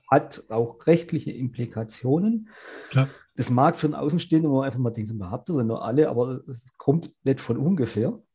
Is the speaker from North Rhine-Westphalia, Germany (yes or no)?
no; Baden-Württemberg, Germany; bei uns in Baden-Württemberg